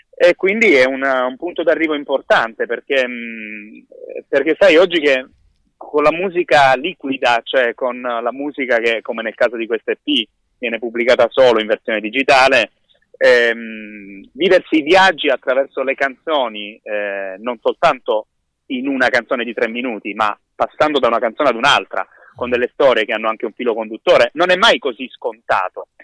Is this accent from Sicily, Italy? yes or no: no; Gallipoli, Apulia, Italy; mia città natale